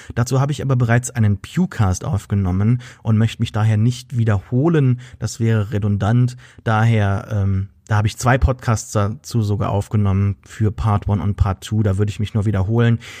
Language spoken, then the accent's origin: German; Germany; uns selbst als Deutsche